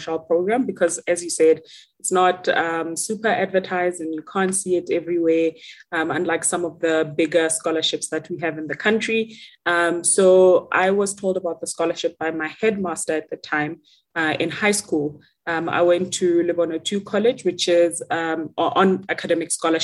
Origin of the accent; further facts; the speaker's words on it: Rustenburg, North West, South Africa; I am from a small town called Rustenburg in the Northwest, and that is where I grew up